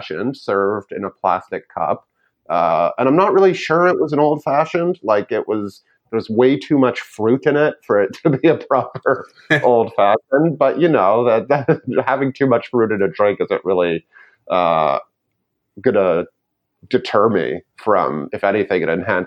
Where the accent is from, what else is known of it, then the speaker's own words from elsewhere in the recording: Canada; I'm Canadian